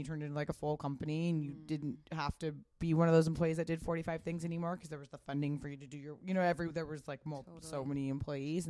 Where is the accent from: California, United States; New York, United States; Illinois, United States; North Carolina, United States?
California, United States; Pasadena; I grew up in Pasadena